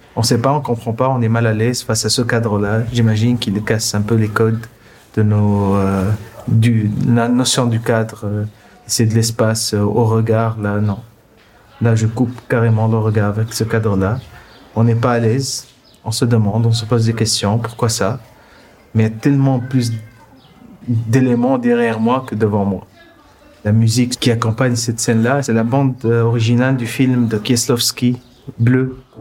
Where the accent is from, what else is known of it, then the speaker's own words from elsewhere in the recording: Tunis, Tunis Governorate, Tunisia; Je suis né à Tunis en 84 ici.